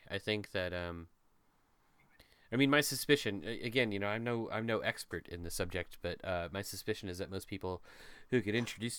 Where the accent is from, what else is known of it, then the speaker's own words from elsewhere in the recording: Midwestern family, United States; I was raised in America and by a Midwestern family